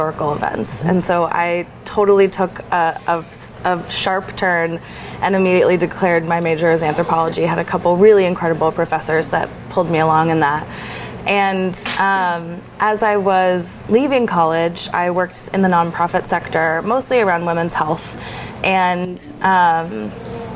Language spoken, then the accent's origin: English; Lake Oswego, Oregon, United States; I grew up in Oregon, in Lake Oswego, just a little bit south of Portland